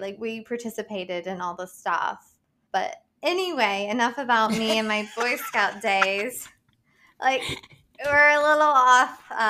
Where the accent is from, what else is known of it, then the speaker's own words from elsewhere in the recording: Madison, United States; my hometown of Madison